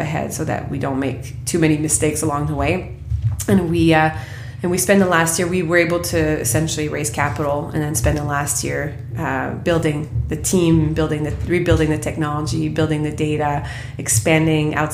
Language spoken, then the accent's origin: English; Quebec, Canada; I come from Quebec